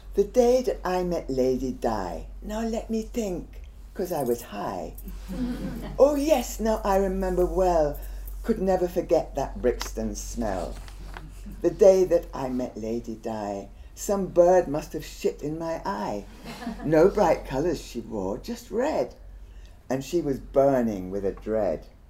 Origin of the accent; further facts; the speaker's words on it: Guyana; I'm actually from Guyana and we don't have the same Jamaican accent